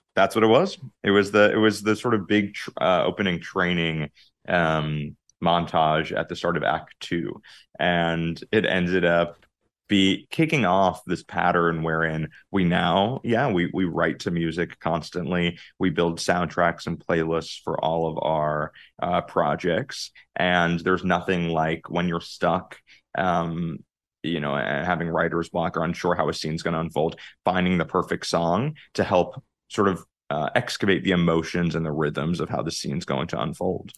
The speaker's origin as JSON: {"language": "English", "town": "Jericho", "region": "New York", "country": "United States", "tie": "born or raised there", "said": "I grew up on Long Island, uh, in a, a small town called Jericho, uh, about forty minutes out of the city"}